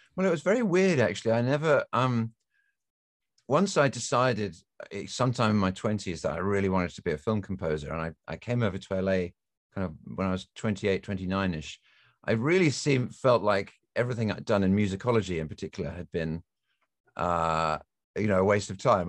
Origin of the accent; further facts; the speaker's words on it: England, United Kingdom; moved away; I grew up in England, as you can tell from my accent